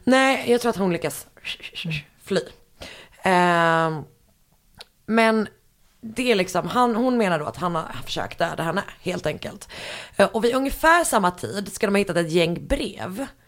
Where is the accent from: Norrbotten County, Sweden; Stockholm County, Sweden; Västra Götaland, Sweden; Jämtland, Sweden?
Västra Götaland, Sweden; Gothenburg; moved away; hemma i Göteborg